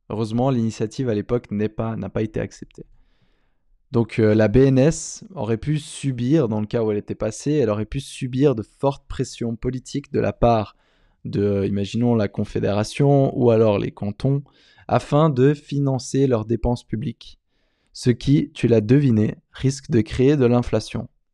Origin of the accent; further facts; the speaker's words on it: Switzerland; moved away; mon pays d'origine en Suisse